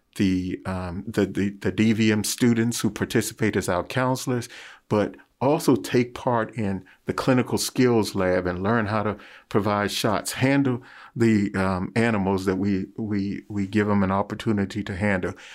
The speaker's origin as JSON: {"language": "English", "town": "Washington", "region": "District of Columbia", "country": "United States", "tie": "born or raised there", "said": "as a child growing up in Washington, D C"}